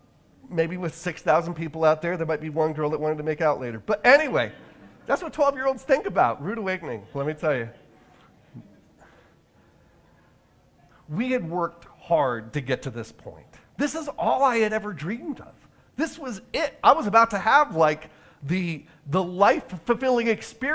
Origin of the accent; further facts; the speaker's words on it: Orange County, California, United States; my hometown in Orange County, California